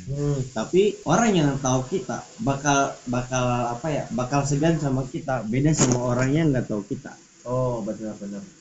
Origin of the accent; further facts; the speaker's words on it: Bandung, West Java, Indonesia; born there; walaupun gue lahir di Bandung